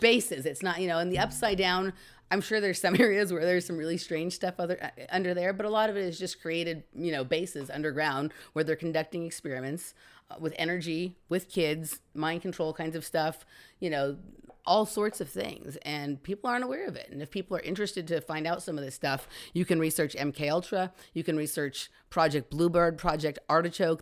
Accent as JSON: {"language": "English", "town": "Los Angeles", "region": "California", "country": "United States", "tie": "born or raised there", "said": "I grew up in Chatsworth, which is right here in Los Angeles"}